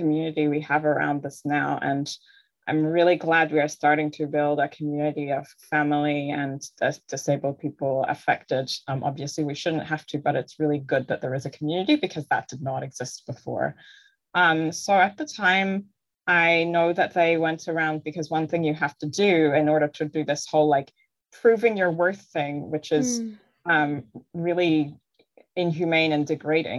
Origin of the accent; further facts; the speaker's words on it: New Zealand; moved away as an adult; also born or lived in Ireland / Canada / Sweden; now in Norway; we moved to Aotearoa, New Zealand when I was nine. So that's where I mostly grew up